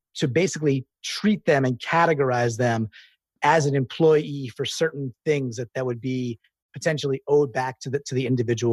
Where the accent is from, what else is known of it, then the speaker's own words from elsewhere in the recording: New York City, New York, United States; I'm a New Yorker